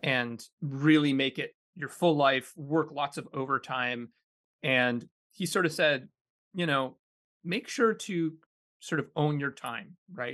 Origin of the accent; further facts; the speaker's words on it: Kitchener, Ontario, Canada; moved away; I grew up in Kitchener, Ontario, uh, in a pretty suburban neighborhood